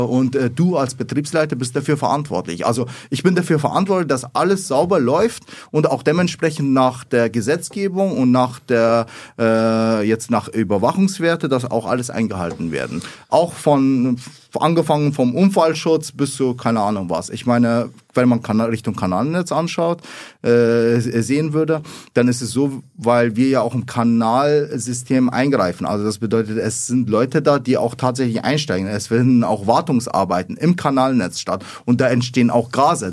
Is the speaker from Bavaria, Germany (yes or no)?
yes; Lower Bavaria, Germany; accent: Bavarian; also born or lived in Iraq; ich bin in Niederbayern aufgewachsen, also Frei und Grafenau, äh, das ist meine Heimat